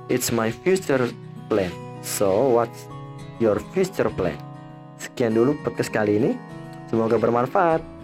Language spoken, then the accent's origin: Indonesian; Bandar Lampung, Lampung, Indonesia; born there; Aku lahir di kota Bandar Lampung pada tanggal 20 Maret 2003.